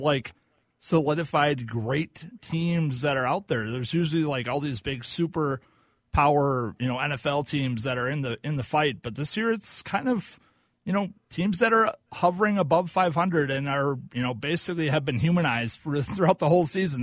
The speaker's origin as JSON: {"language": "English", "region": "Oklahoma", "country": "United States", "said": "I'm from Oklahoma"}